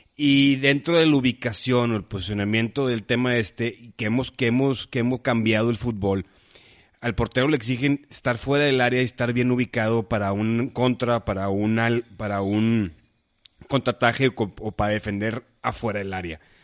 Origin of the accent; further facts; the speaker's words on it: Monterrey, Nuevo León, Mexico; somos de Monterrey